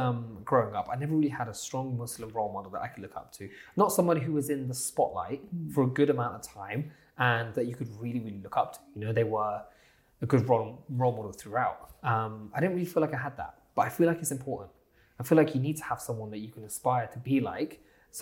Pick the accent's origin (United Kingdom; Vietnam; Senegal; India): United Kingdom; Southampton, South East England; So I'm from Southampton, so a little place called Southampton